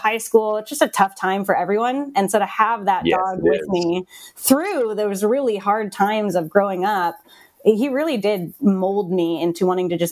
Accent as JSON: {"language": "English", "region": "Midwest", "country": "United States", "tie": "born or raised there", "also_born_or_lived": "Kansas / Minnesota", "lives_now": "Lincoln, United States", "said": "I am a Midwest girl, but I was actually born in Kansas, lived in Minnesota, and then came to Nebraska for college and never left"}